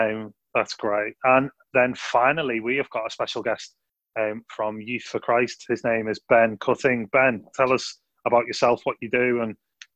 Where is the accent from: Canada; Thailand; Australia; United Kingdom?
United Kingdom; Liverpool, North West England; accent: Scouse; by my Scouse accent